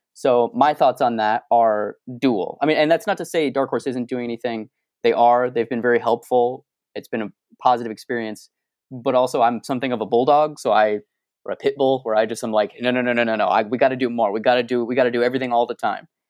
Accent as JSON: {"language": "English", "region": "Arizona", "country": "United States", "said": "I'm from Arizona"}